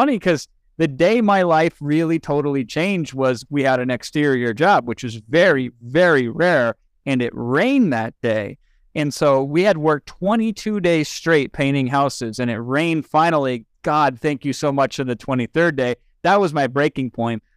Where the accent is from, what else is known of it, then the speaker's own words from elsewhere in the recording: Iowa, United States; moved away as an adult; also born or lived in California; now in Los Angeles, United States; I moved out there from Iowa, but born in eighty-three. So I lived a majority of my life thus far in Iowa